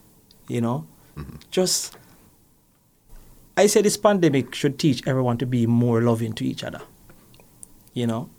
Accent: Kingston, Jamaica; I was born … in a little place called Magara Gully, Vineyard Town.

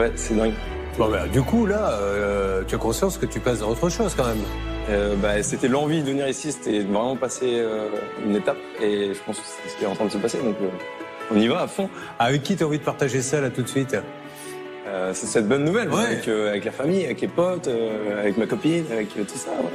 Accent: Lille, Hauts-de-France, France; j'ai 26 ans, je suis originaire de Lille

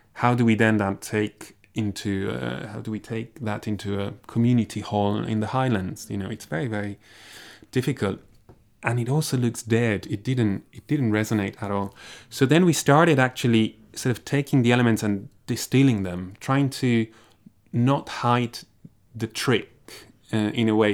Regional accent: Barcelona, Catalonia, Spain; moved away as an adult; also born or lived in Graz, Austria; now in Dundee, United Kingdom; I come from Barcelona

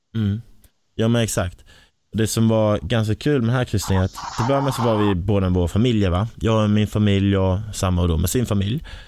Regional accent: Kristianstad, Skåne, Sweden; accent: Scanian (skånska); moved away as an adult; now in Stockholm, Sweden; jag var där hemma i Kristianstad

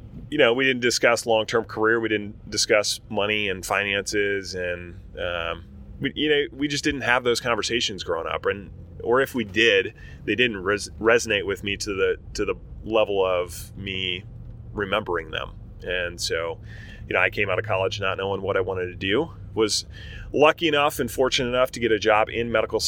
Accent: Berrien Springs, Michigan, United States; also born or lived in Portland, Oregon; I grew up in Michigan. I moved to Michigan in third grade. And so Michigan's home for me, Southwest Michigan, 2-stoplight town

